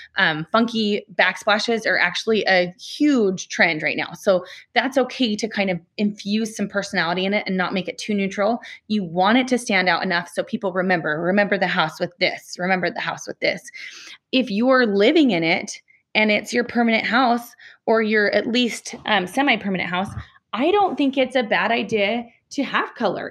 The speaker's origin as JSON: {"language": "English", "town": "Salt Lake City", "region": "Utah", "country": "United States", "said": "I'm from Salt Lake City"}